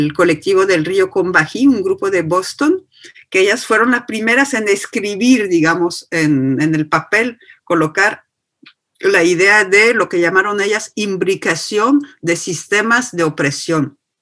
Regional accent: France; nací y me hice sin esfuerzo ciudadana francesa y blanca

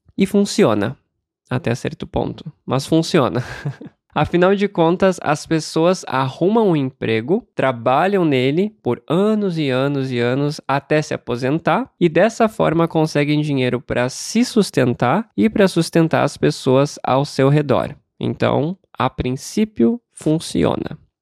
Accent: Brazil; como brasileiro que nasceu e cresceu sem o hábito de dar a gorjeta

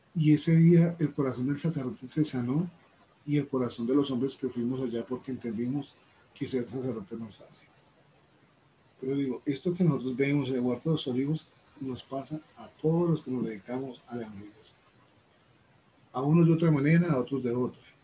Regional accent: Colombia; vengo desde Colombia.

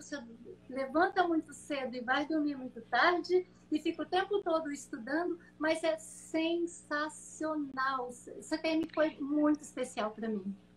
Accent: Brazil; also born or lived in Mozambique; eu nasci numa fazenda no interior de São Paulo, entre São Paulo e Minas Gerais, sul de Minas

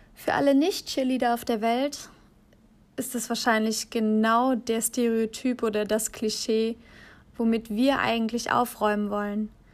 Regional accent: Aachen, North Rhine-Westphalia, Germany; moved away; Ich bin aus Aachen weggezogen.

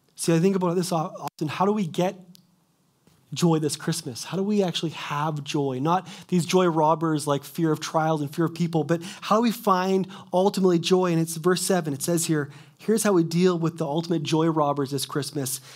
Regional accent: Kelowna, British Columbia, Canada; moved away as an adult; also born or lived in Quesnel; I was born and raised in Kelowna

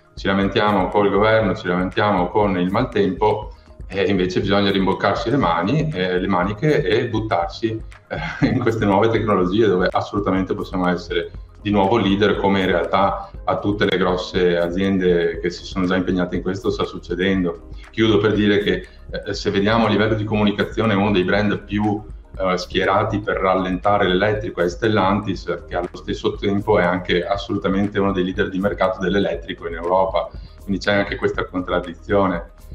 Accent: province of Venice, Veneto, Italy; io sono cresciuto in una famiglia di imprenditori eh, dell'auto. Eh, sono stato la terza generazione a mandare avanti una concessionaria in provincia di Venezia

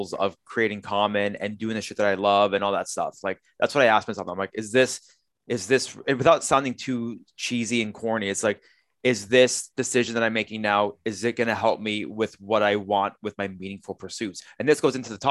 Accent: Canada; I was born here in Canada

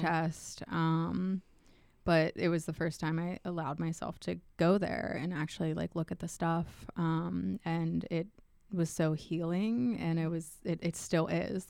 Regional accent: Pittsburgh, Pennsylvania, United States; moved away as an adult; also born or lived in Edinboro, Pennsylvania; I grew up in Pittsburgh

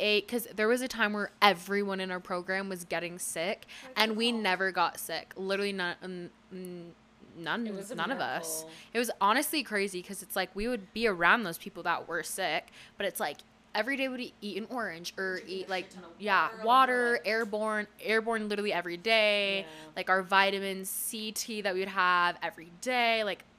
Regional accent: United States; Because it's like, I'm not British.

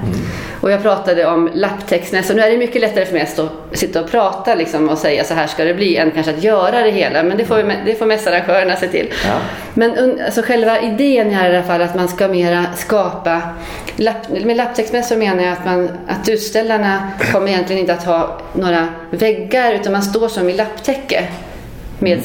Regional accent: Luleå, Norrbotten County, Sweden; moved away; Jag är från Luleå från början

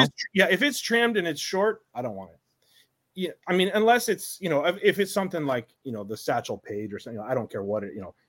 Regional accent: Seattle, Washington, United States; I grew up in Seattle.

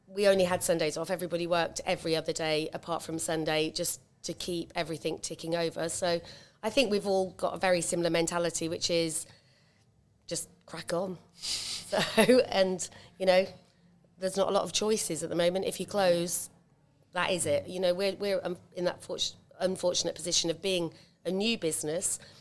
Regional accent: Cambridge, East of England, United Kingdom; also born or lived in Stamford; now in Uffington, United Kingdom; originally, I'm a nurse from Cambridge.

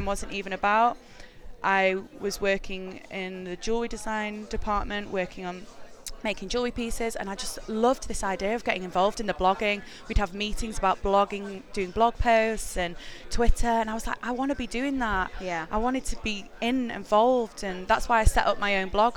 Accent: Manchester, North West England, United Kingdom; moved away as an adult; also born or lived in New York; now in London, United Kingdom; I'm from Manchester, and I moved to London when I was 21

